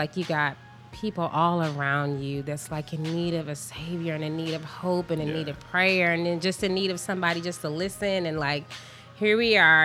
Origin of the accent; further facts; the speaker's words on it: Flint, Michigan, United States; we both was born and raised in Flint.